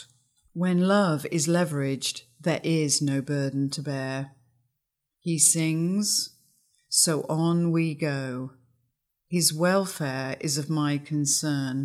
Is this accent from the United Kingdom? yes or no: yes; England, United Kingdom; When I was growing up in England in the early 60s, love was never articulated verbally.